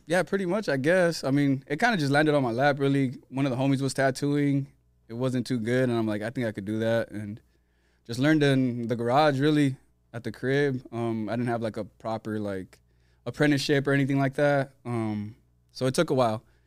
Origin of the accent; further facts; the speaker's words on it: San Diego, California, United States; also born or lived in Tijuana, Mexico; I'm from South San Diego. Um, born in S D, then we lived in T J for a little bit